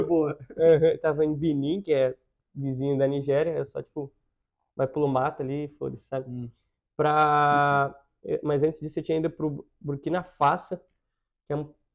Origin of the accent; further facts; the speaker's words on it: Campinas, São Paulo, Brazil; moved away as an adult; Eu nasci na capital, mas eu morei minha vida inteira em Campinas